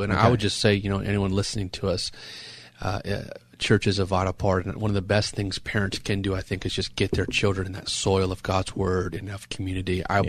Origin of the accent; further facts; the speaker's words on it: San Juan Capistrano, California, United States; also born or lived in Temecula; And I was born and raised in San Juan Capistrano in Orange County.